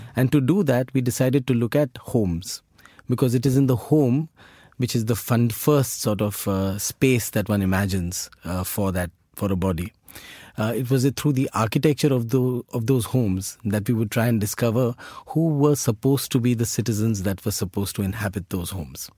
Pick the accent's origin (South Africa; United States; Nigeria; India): India; our identities as Indian citizens are shaped